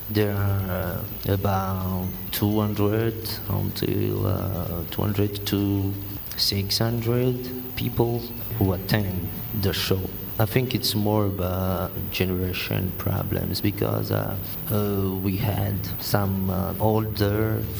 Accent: Madagascar; We're from Madagascar

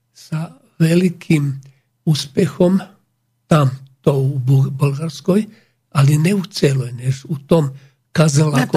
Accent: Slovakia; My Slováci. My Slováci. A, e, ľúbime rôžu damascenu, olej, veľmi drahý

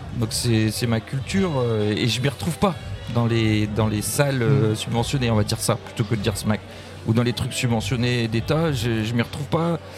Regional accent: Brest, Brittany, France; also born or lived in Plabennec; je suis né à Brest

